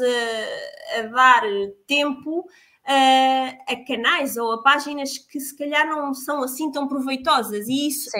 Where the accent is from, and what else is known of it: Portugal